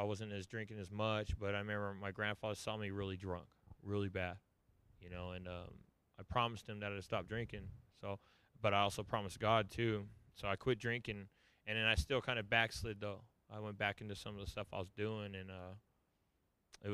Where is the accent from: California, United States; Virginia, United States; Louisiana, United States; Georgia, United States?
California, United States; Southern; I grew up in Southern California.